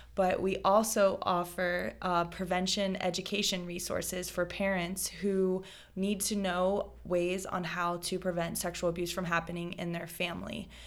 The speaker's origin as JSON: {"language": "English", "region": "South Florida", "country": "United States", "tie": "born or raised there", "said": "I am born and raised in South Florida"}